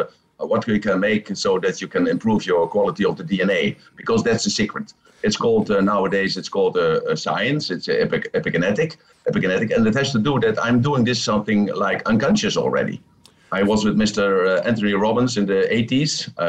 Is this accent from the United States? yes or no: no; Netherlands; now in Thailand; I'm from Holland, from the Netherlands, oh. but I'm living in Thailand with my babies.